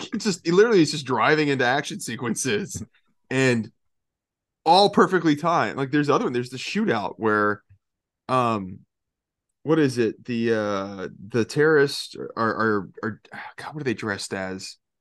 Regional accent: Georgia, United States; now in Florida, United States; I grew up in Georgia my entire life

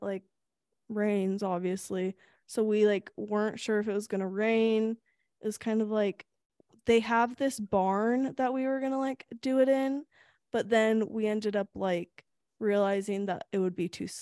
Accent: Sacramento, California, United States; In Sacramento, my hometown.

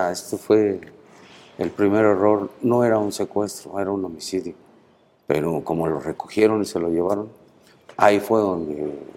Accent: Mexico City, Mexico; Soy del Distrito Federal.

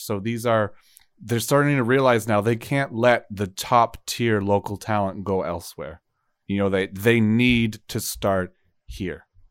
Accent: Canada; as Canadian CBs

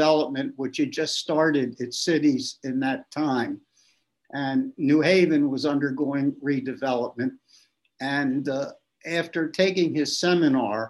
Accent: Baltimore, Maryland, United States; also born or lived in New Hampshire; I was born in Baltimore, and I lived here. I remember best as a child the war years

